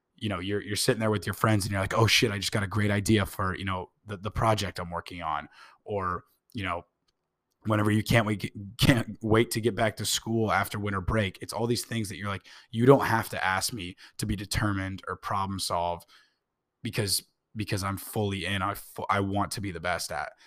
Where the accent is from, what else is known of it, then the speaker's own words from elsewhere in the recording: Indianapolis, Indiana, United States; I was born in Indianapolis